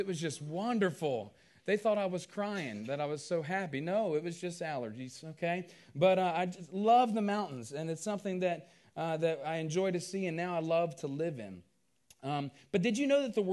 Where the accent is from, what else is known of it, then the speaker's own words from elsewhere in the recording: Culpeper, Virginia, United States; now in West Virginia, United States; I grew up in Culpeper, Virginia, a small town down there.